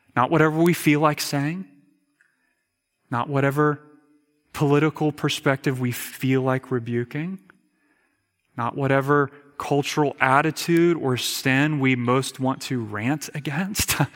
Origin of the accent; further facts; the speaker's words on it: United States; as an American